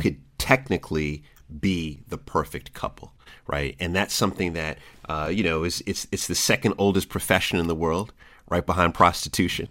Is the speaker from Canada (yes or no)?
no; Jamaica; also born or lived in DMV area; I'm Jamaican